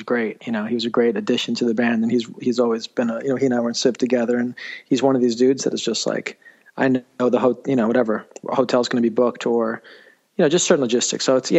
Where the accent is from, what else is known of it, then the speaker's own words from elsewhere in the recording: New York City, New York, United States; Yeah, I grew up in New York City. I grew up in downtown in Manhattan.